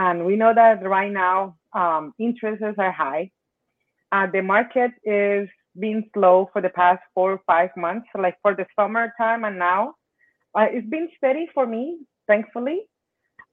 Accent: Cali, Valle del Cauca, Colombia; English is a second language; now in Florida, United States; that's where I'm from, Colombia. I'm from Cali, Colombia.

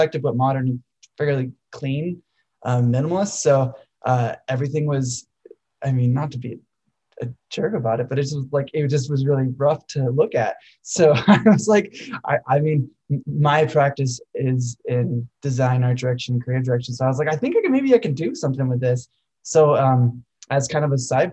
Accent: Colorado, United States; I grew up in Colorado

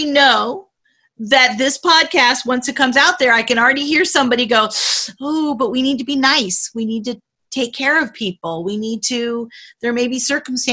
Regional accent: La Jolla, California, United States; moved away; I was born in La Jolla, California, so I know California very well

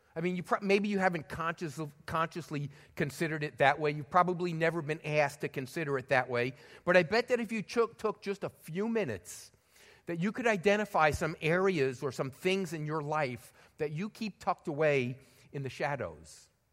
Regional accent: New York City, New York, United States; moved away; I was born in the Bronx, and I spent a lot of time hanging around Madison Square Garden in New York City

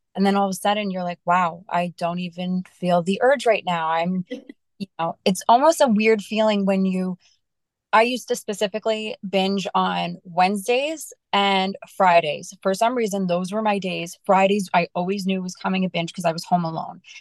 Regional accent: New York, United States; I am from New York

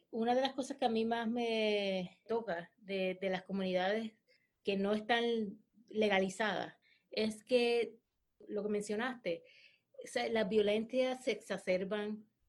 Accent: Puerto Rico; also born or lived in Hawaii / United States; yo soy puertorriqueña, porque amo Puerto Rico

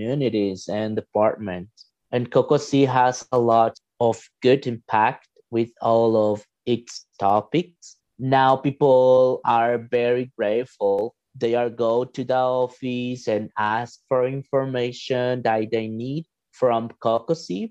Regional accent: El Salvador; now in Regina, Canada; I'm from El Salvador, but actually I'm living in Regina, Saskatchewan

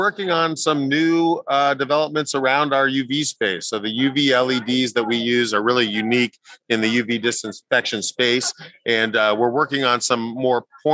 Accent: Orlando, Florida, United States; this is my hometown.

